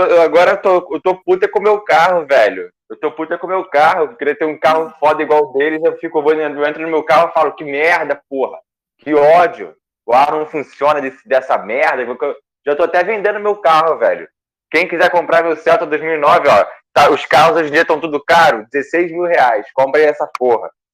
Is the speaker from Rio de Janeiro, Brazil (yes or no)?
yes; Rio de Janeiro, Brazil; accent: carioca; moved away as an adult; now in São Paulo, Brazil; tudo meu período aqui é carioca